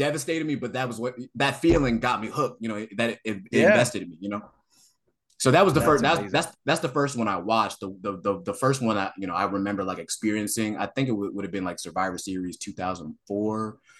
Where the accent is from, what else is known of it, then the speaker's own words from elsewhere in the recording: Columbus, Ohio, United States; I'm from Columbus, Ohio. And we have like a crazy, we have a really good library system here.